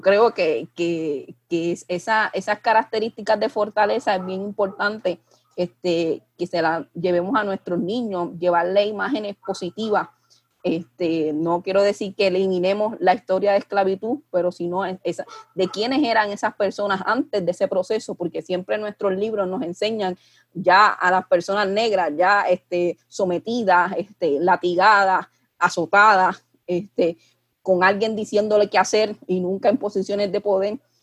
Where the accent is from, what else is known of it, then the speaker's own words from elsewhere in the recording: Puerto Rico; mirarnos como, como puertorriqueños